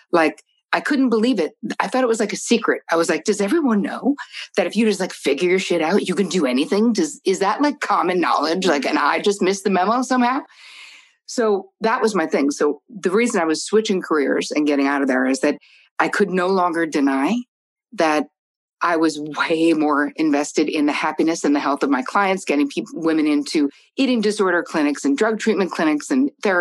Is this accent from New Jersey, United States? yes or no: yes; New Jersey, United States; I'm from Jersey